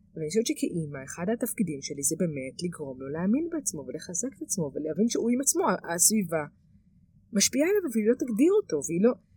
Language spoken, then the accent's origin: Hebrew; Israel; גדלתי במושב